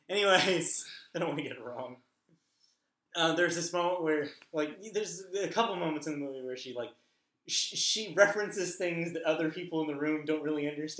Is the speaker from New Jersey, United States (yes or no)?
no; Southern California, United States; obviously we're from Southern California